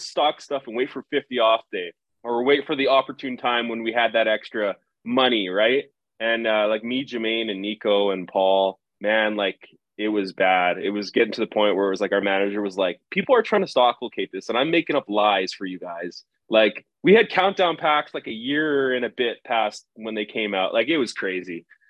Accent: Winnipeg, Manitoba, Canada; I grew up in Winnipeg

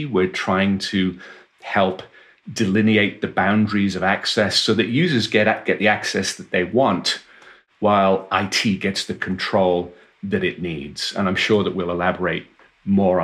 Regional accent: Wales, United Kingdom; I was born and raised in Wales in the United Kingdom, and I went to university there

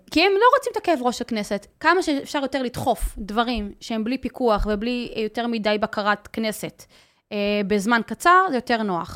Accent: Migdal HaEmek, Northern District, Israel; moved away as an adult; now in Haifa, Israel; אני חיה בחיפה, גדלתי במגדל העמק, אבל חיה בחיפה

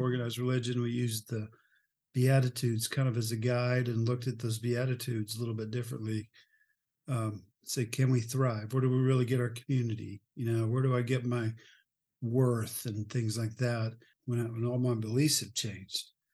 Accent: Oklahoma, United States; moved away as an adult; also born or lived in Texas / Omaha; I'm from Oklahoma

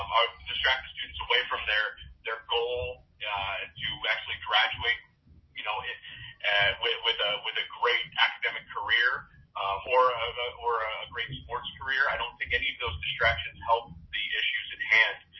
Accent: Ferguson, Missouri, United States; I grew up in Ferguson, Missouri

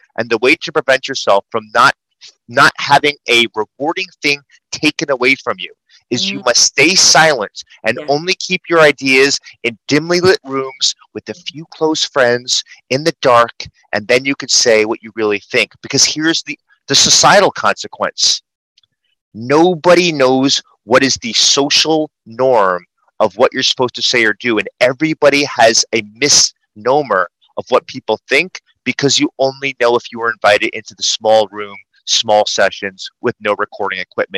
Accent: New York City, New York, United States; I talk fast. I'm a New Yorker.

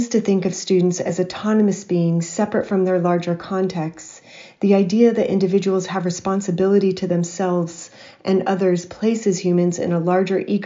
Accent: Hawaii, United States; my childhood experiences growing up in Hawaii in the 1970s and 80s

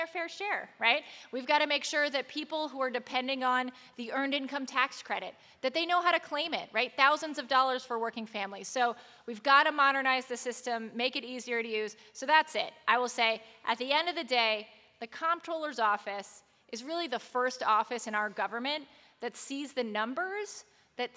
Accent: Montgomery County, Maryland, United States; now in Baltimore, United States; I was raised in Montgomery County.

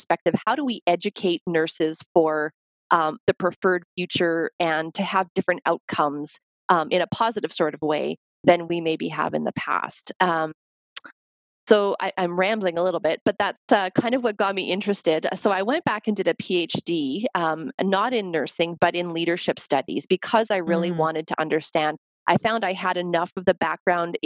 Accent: Canada; moved away as an adult; also born or lived in United States; as a Canadian nurse

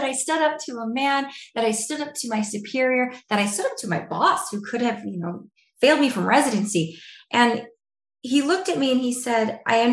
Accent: Idaho, United States; moved away as an adult; also born or lived in Detroit; I am from Idaho

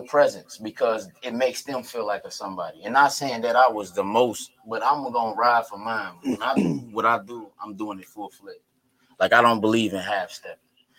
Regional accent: Cincinnati, Ohio, United States; I'm from Avondale. Hey, whoa, ho. Yeah, I'm saying, born and raised. I went to Rockdale K-6.

